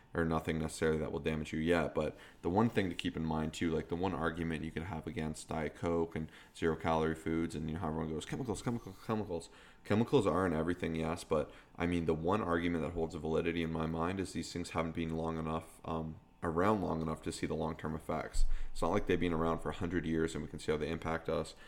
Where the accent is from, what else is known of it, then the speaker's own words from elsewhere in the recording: Canada; we're Canadian